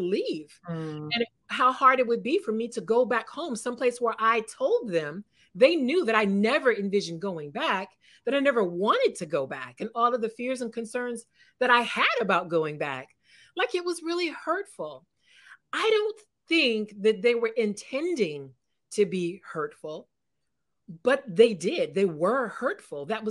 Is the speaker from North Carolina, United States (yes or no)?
no; California, United States; moved away as an adult; also born or lived in East Coast (US); I'm a California girl. I'm from California